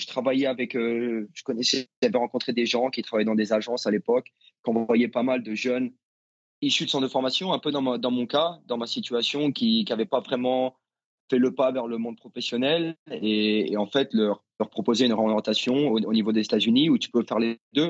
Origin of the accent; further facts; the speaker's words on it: Nevers, Bourgogne-Franche-Comté, France; moved away as an adult; also born or lived in United States; j'ai grandi à Nevers